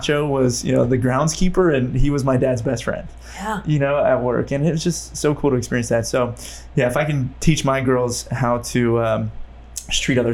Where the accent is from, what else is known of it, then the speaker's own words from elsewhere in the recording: Modesto, California, United States; I grew up in Modesto